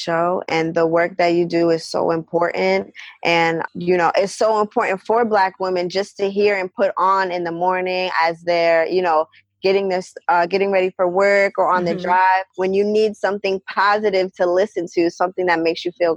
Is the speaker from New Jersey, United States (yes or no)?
yes; New Jersey, United States; I'm from New Jersey